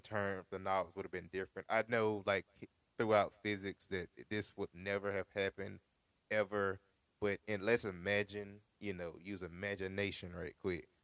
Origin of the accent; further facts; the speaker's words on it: United States; And I come from America. I don't come from anywhere in Europe